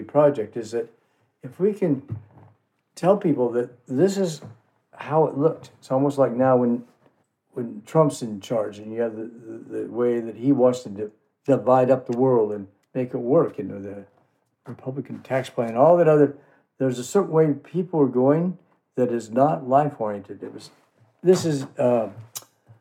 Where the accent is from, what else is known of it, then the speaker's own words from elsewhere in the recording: San Fernando Valley, California, United States; now in Santa Cruz, United States; I grew up in the San Fernando Valley